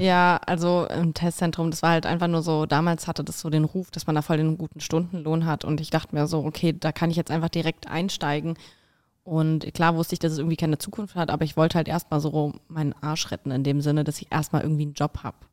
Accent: Italy; now in Berlin, Germany; ich bin Italienerin.

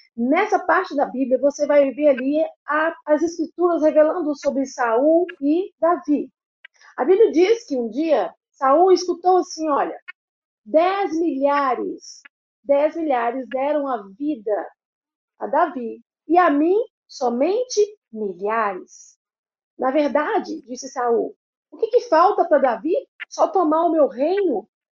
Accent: Belo Horizonte, Minas Gerais, Brazil; Belo Horizonte sou eu

